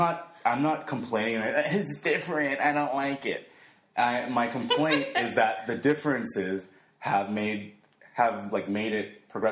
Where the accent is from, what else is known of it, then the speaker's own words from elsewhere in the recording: El Salvador; moved away; where I was born in El Salvador